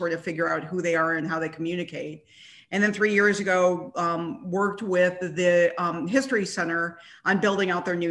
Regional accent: Ann Arbor, Michigan, United States; moved away as an adult; also born or lived in Evanston, Illinois / New York / Highland Park, Illinois; I actually grew up in Ann Arbor, Michigan

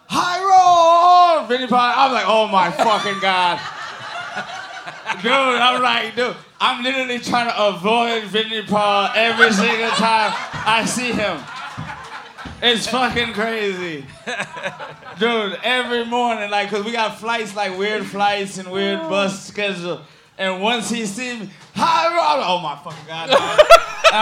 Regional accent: Houston, Texas, United States; I'm from Houston, Texas. That's different. I'm from like the southeast side of Houston. Broadway. I went to Milby High School

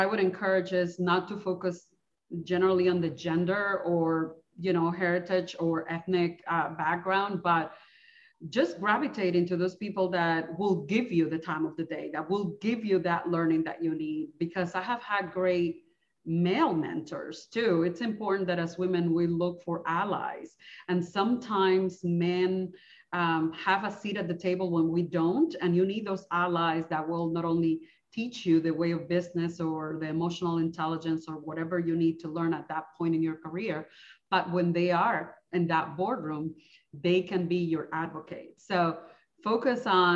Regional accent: Dominican Republic; moved away as an adult; now in United States; I am originally from the Dominican Republic.

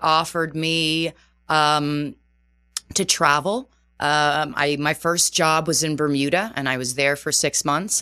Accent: just outside of Toronto, Ontario, Canada; first language Portuguese; moved away as an adult; also born or lived in Terceira Island, Azores, Portugal; now in New York City, United States; I was born in Terceira Island. Uh, so was my entire family. And, uh, my father and mother decided to immigrate when I was two years old to Canada. So just outside of Toronto.

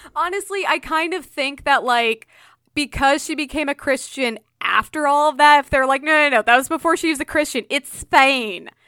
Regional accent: Illinois, United States; I was born in Illinois

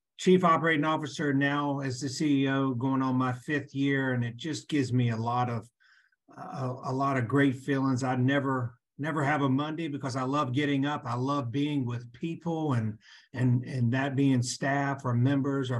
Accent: Lynchburg, Virginia, United States; also born or lived in Chattanooga, Tennessee; I was born and raised in Lynchburg, Virginia

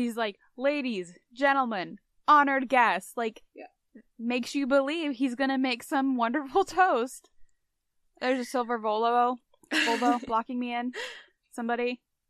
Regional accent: Midwest, United States; I'm from the Midwest

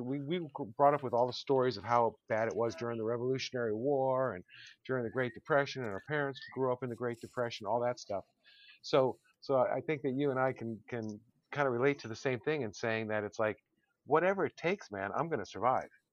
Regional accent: Connecticut, United States; also born or lived in Long Island, New York; I was born in Long Island, I grew up in Connecticut.

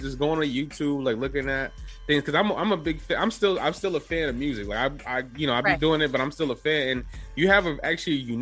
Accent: New York City, New York, United States; I'm from the Bronx. I lived here a long time

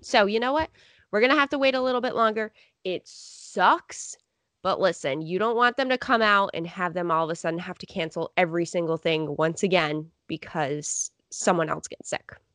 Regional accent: Rochester, New York, United States; I'm from Rochester

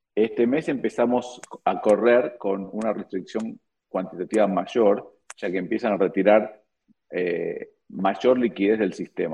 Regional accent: Argentina; como argentino

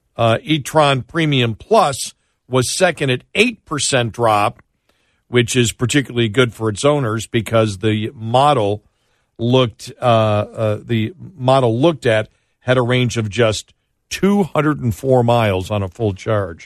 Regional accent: Buffalo, New York, United States; now in Dallas, United States; when I grew up in Buffalo

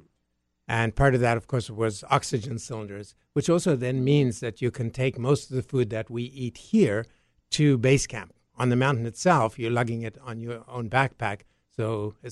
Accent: South Africa; moved away as an adult; Originally South Africa. Born and raised there. Came to North America when I was 21

